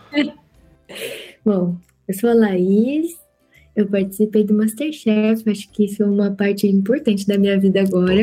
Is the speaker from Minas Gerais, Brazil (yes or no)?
yes; Lambari, Minas Gerais, Brazil; also born or lived in São Paulo; now in Germany; eu sou uma pessoa que nasceu em São Paulo, mas eu cresci em Minas Gerais. Então, para mim, eu sou mineira